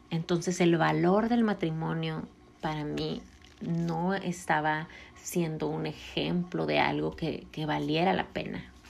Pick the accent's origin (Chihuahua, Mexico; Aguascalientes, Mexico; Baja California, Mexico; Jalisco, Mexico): Jalisco, Mexico; Puerto Vallarta; yo nací en Puerto Vallarta